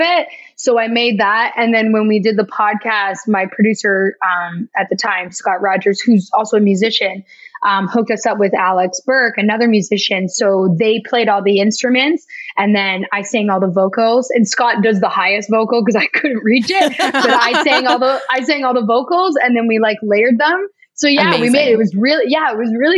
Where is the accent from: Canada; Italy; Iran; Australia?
Canada; Toronto, Ontario; now in Los Angeles, United States; my husband and I are both from Toronto